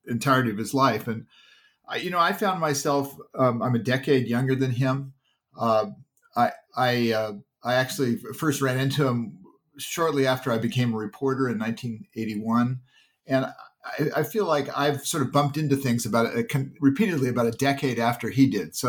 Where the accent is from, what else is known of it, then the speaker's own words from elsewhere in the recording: Palo Alto, California, United States; I grew up in Palo Alto, California.